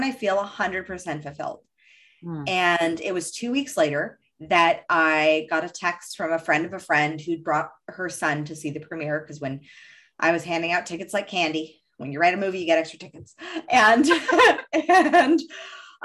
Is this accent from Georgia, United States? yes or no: no; Los Angeles, California, United States; I grew up in Hollywood